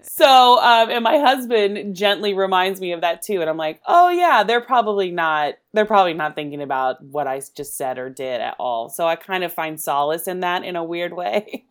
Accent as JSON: {"language": "English", "region": "Oklahoma", "country": "United States", "moved": "yes", "said": "I'm originally from Oklahoma, and I, my family always watched the Carol Burnett show, uh, when I was growing up"}